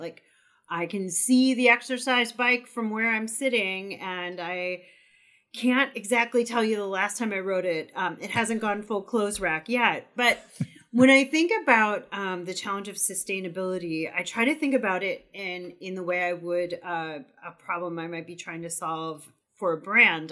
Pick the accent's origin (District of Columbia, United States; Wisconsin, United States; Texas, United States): Wisconsin, United States; also born or lived in California; now in Vermont, United States; I'm originally from Wisconsin via California to Vermont